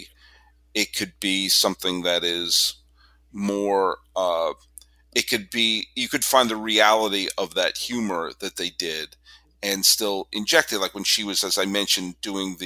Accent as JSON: {"language": "English", "region": "Massachusetts", "country": "United States", "tie": "born or raised there", "said": "Harold Russell grew up in the next town over from me that I grew up in Massachusetts"}